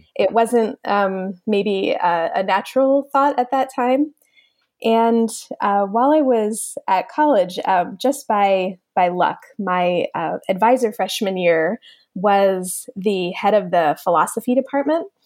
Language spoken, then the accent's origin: English; Middletown, New Jersey, United States; also born or lived in Pennsylvania; I grew up in New Jersey